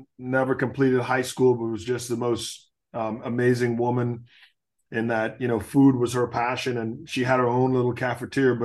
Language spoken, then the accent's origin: English; Nassau, New Providence, Bahamas; moved away; I grew up in Nassau. We grew up in a neighborhood called Chippingham